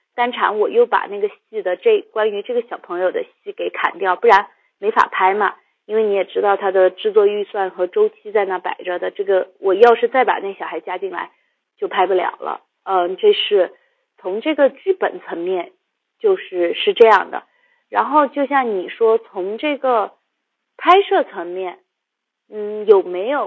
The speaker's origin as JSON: {"language": "Chinese", "region": "Yunnan", "country": "China", "tie": "born or raised there", "also_born_or_lived": "Beijing", "moved": "yes", "said": "我小时候是在云南长大的"}